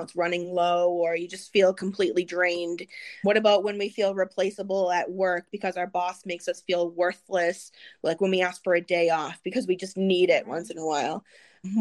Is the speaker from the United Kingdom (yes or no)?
no; Massachusetts, United States; I grew up in Massachusetts